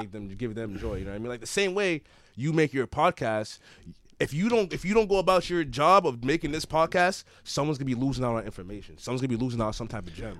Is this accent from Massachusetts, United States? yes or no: yes; Everett, Massachusetts, United States; I'm from Everett, Mass